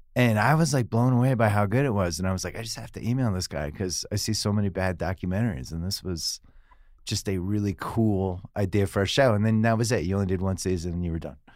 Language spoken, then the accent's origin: English; Boston, Massachusetts, United States; I'm from Boston